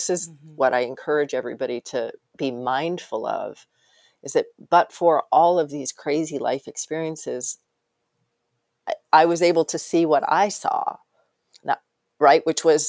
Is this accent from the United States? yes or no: yes; Arkansas, United States; born there; also born or lived in Wyoming; I mean, I was born in Arkansas. I was in Wyoming. I went to grad school on the East Coast.